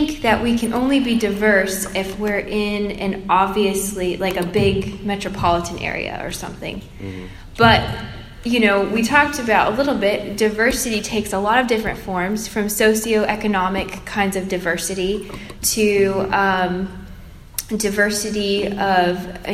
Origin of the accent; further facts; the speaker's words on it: Plant City, Florida, United States; moved away as an adult; now in Nashville, United States; I grew up in Plant City, Florida